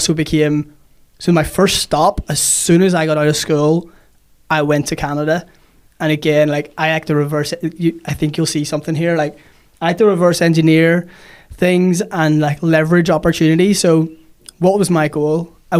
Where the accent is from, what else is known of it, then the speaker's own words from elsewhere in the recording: Monterey, California, United States; Monterey is where I'm born and bred.